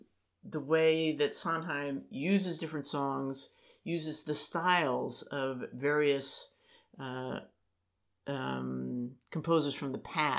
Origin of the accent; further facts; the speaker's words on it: Maryland, United States; Because I grew up in Maryland.